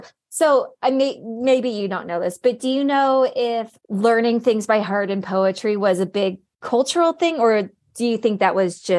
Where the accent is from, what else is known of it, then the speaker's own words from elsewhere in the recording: Ireland; it's because I'm from Ireland